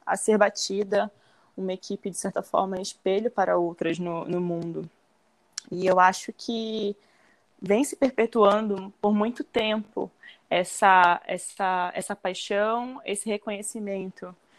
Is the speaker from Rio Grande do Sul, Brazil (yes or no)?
no; Belém, Pará, Brazil; moved away; eu comecei com de seis para sete anos por influência do meu pai aqui em Belém, que eu sou natural daqui de Belém, do Pará.